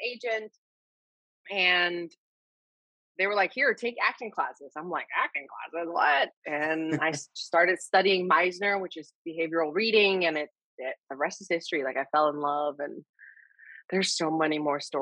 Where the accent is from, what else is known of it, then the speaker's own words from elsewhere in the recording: Texas, United States; also born or lived in Hawaii; I grew up in Texas and, well, I was born in Hawaii and then I moved to Texas when I was 8